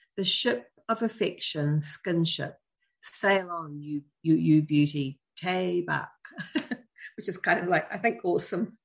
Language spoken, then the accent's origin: English; New Zealand; we as Kiwi parents